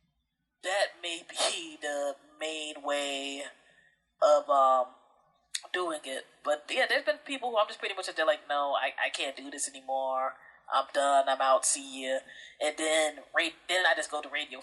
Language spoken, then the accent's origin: English; Prince George's County, Maryland, United States; also born or lived in New Jersey; I grew up in Prince George's County, Maryland area.